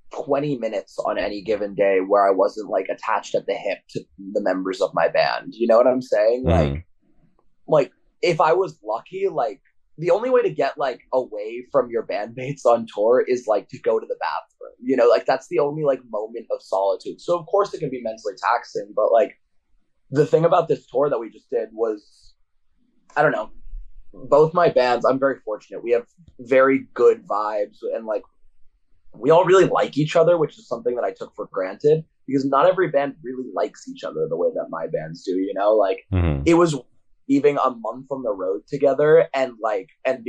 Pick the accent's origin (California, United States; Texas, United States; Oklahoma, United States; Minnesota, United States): California, United States; Orange County; now in Providence, United States; growing up in Orange County